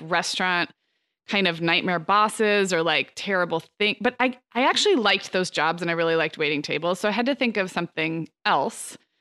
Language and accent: English; Santa Barbara, California, United States; growing up in Santa Barbara